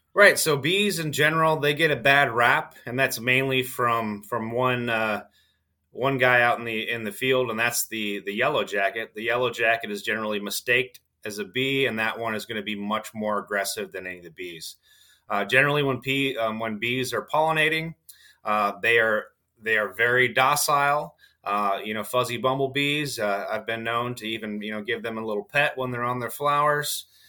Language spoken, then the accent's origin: English; Southwest Michigan, United States; moved away as an adult; also born or lived in Kentucky; as a child, I grew up in Southwest Michigan